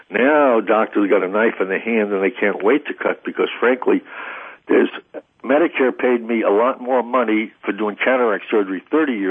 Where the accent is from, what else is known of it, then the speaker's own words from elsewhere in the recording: Missouri, United States; I'm very avant-garde, but you know, I'm from Missouri.